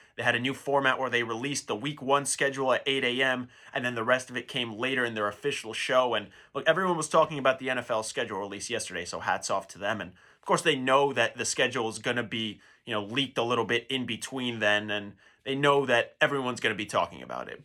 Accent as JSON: {"language": "English", "region": "New York", "country": "United States", "said": "I'm from New York"}